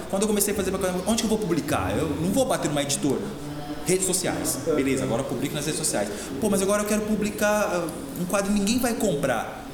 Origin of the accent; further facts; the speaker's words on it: Porecatu, Paraná, Brazil; moved away as an adult; also born or lived in Apucarana / Londrina; now in Campo Mourão, Brazil; sou de Porecatu, região de, de Londrina ali cresci em Porecatu